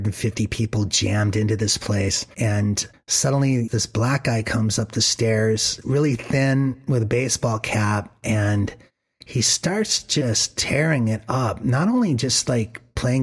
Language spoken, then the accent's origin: English; northern Maine, United States; I come from the whitest state in America. I was born in northern Maine